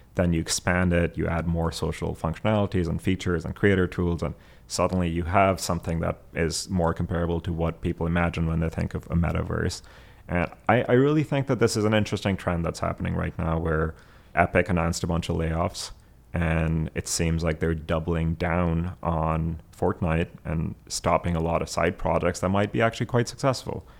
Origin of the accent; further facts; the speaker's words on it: Abbottabad, Khyber Pakhtunkhwa, Pakistan; moved away; I grew up in Abbottabad